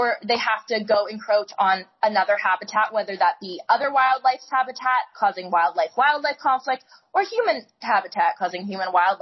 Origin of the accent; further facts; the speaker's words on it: Canada; moved away; I grew up in Canada